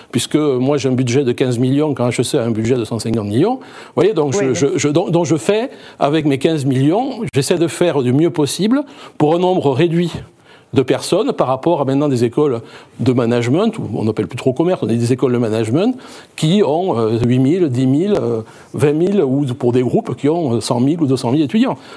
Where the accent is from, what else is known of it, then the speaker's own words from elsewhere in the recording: Bordeaux, Nouvelle-Aquitaine, France; Moi, je suis de Bordeaux. Enfin, euh, mon premier IAE, c'était à Bordeaux.